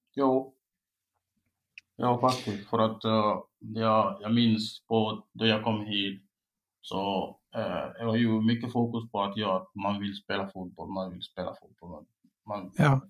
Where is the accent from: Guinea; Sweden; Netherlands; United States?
Guinea; Swedish is a second language; also born or lived in Espoo, Finland / Oravais, Finland; now in Finland; jag är från Guinea och jag kom först 2015 i år